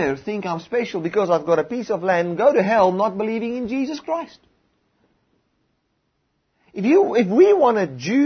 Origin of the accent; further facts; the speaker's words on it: South Africa; in South Africa, we live here as South Africans